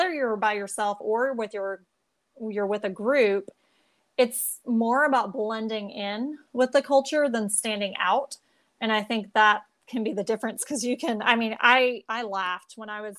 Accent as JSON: {"language": "English", "country": "United States", "said": "since we're American"}